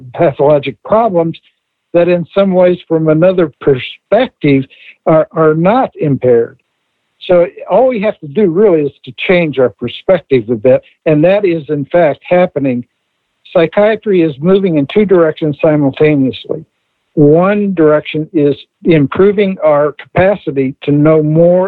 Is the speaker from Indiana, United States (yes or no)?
yes; Indiana, United States; I grew up in Indiana